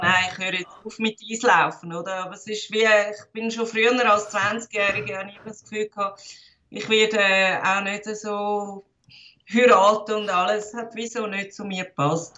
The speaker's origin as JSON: {"language": "German", "region": "Zurich", "country": "Switzerland", "tie": "born or raised there", "said": "Ich bin in Zürich, Wittigen geboren"}